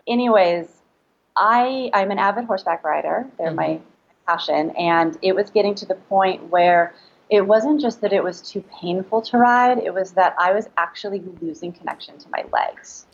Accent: Los Angeles, California, United States; So I I'm from California. I grew up in Los Angeles

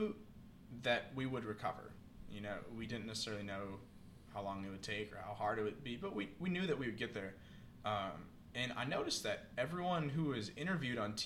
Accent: Iowa, United States; moved away; where I grew up in Iowa

